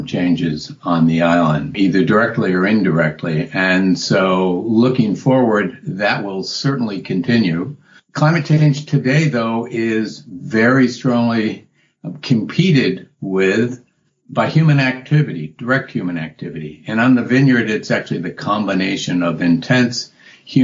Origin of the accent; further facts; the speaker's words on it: New England, United States; also born or lived in Massachusetts; I grew up in New England and been in Massachusetts for 40 years.